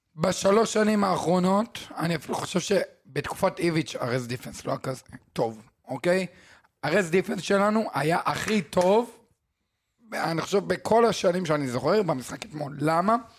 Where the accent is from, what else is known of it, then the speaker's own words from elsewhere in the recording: Israel; אנחנו ישראלים